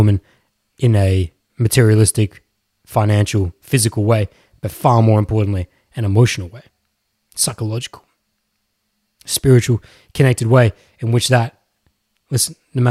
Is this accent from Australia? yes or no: yes; Melbourne, Victoria, Australia; born there; I'm not even from Melbourne, but I was born there.